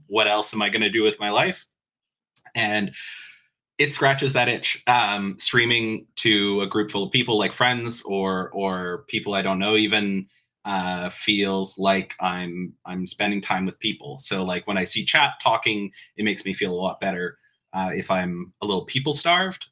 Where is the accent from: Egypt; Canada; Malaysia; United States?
Canada; I have enjoyed being Canadian ever since